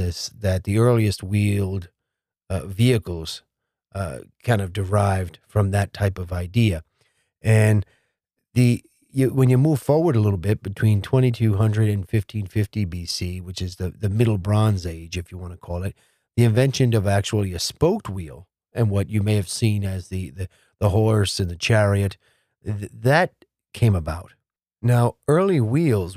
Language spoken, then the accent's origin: English; New Jersey, United States; Princeton, New Jersey, my home state